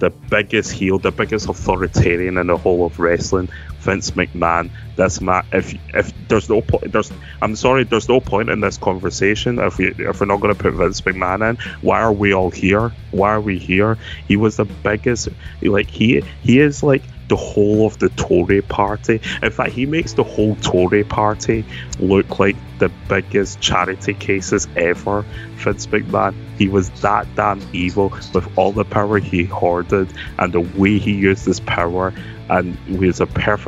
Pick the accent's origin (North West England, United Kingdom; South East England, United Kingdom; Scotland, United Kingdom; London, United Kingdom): Scotland, United Kingdom; we're a Scottish podcast